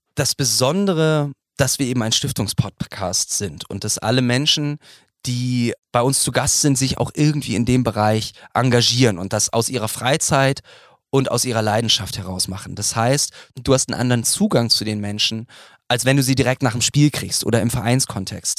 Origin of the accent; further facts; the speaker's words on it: Bremen, Germany; ich bin eben Bremer